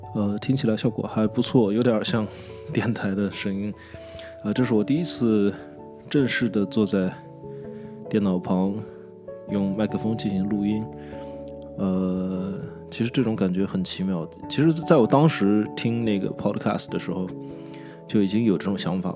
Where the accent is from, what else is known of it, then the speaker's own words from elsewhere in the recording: China; also born or lived in Nanjing; 我觉得我作为一个中国人